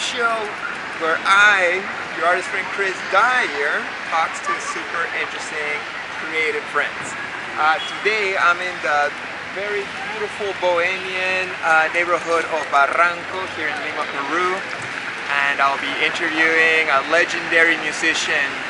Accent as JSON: {"language": "English", "country": "Canada", "tie": "born or raised there", "said": "I was born in Canada, and I spent most of my life in Canada"}